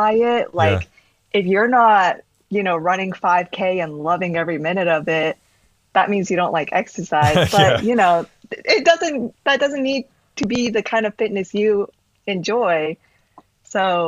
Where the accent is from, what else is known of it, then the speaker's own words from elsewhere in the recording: New York, United States; also born or lived in Texas, United States; I was born in Texas, but then I moved to New York when I was about 7